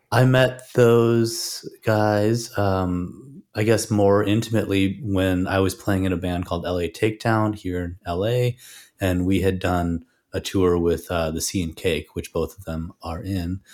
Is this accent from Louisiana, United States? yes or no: no; Chicago, Illinois, United States; I grew up in Chicago and had, uh, played in a lot of bands in Chicago as well